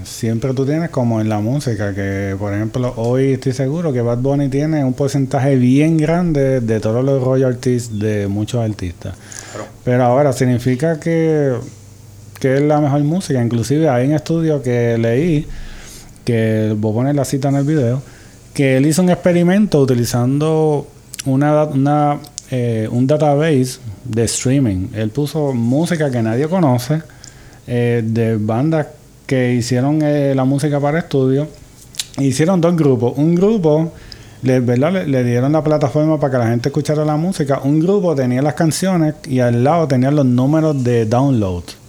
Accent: Puerto Rico; desde la perspectiva como escritores puertorriqueños

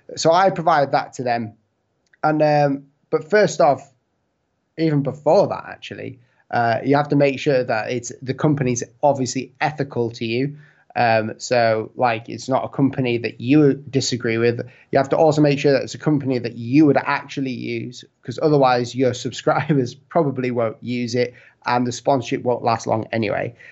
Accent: United Kingdom; it's my accent and the fact that I'm from the U K

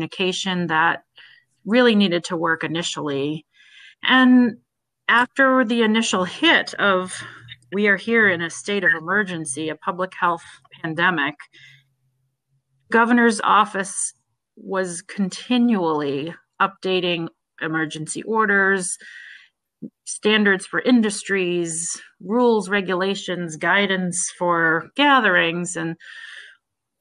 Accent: Harwich, Massachusetts, United States; I grew up here in Harwich, born and raised

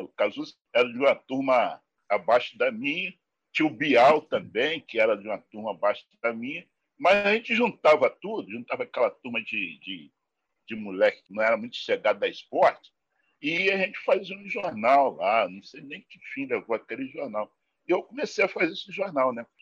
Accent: Rio de Janeiro, Brazil; E eu nasci na Rocinha, nasci nesse endereço aí

